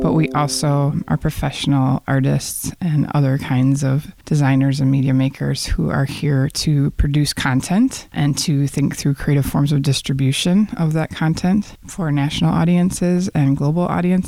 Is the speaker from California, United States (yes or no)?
no; Waukesha, Wisconsin, United States; moved away as an adult; also born or lived in Los Angeles; now in Milwaukee, United States; I grew up in the Milwaukee region in a town called Waukesha that I now think of as a suburb of the city of Milwaukee. And I learned to become an artist in the city of Milwaukee as a young person and spent some years here, but moved to Los Angeles about 20 years ago.